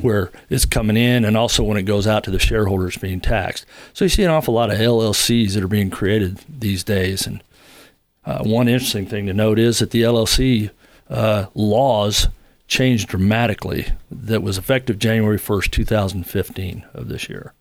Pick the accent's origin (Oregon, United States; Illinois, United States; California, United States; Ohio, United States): California, United States; Long Beach; moved away as an adult; now in Huntsville, United States; originally from Southern California, from Long Beach, and, uh, didn't leave there till I was about thirty